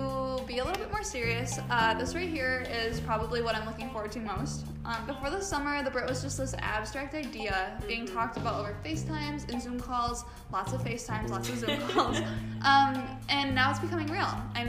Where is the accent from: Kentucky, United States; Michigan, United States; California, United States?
Michigan, United States; Whitehall; I am from Whitehall, Michigan, born and raised. For those of you who don't know, it's a pretty small lakeshore town on Michigan's west side.